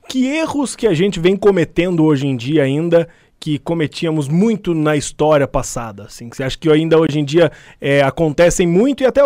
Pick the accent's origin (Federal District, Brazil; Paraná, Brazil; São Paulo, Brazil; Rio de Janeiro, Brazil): Paraná, Brazil; Curitiba; Morava onde lá no Cajuru? Eu sou de lá é, também.